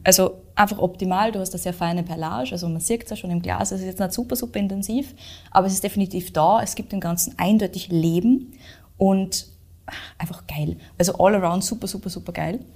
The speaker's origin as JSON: {"language": "German", "country": "Austria", "said": "bei uns in Österreich"}